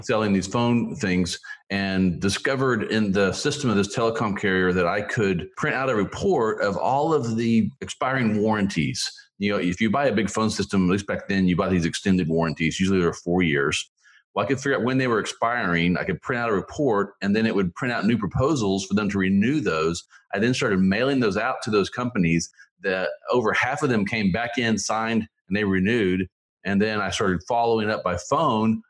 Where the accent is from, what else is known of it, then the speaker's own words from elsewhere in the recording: Tulsa, Oklahoma, United States; moved away; also born or lived in Philippines / Missouri; I was born there when my dad was in the Navy. They quickly got me back to the States, and I grew up in Oklahoma in the Tulsa area